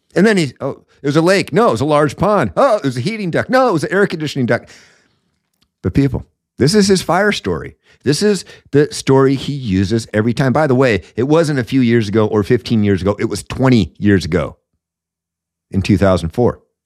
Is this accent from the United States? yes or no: yes; Washington, United States; I'm from Washington